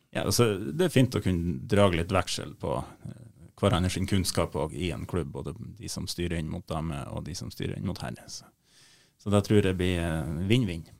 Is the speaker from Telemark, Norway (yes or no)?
no; Leirfjord, Nordland, Norway; jeg er jo fra Leirfjorden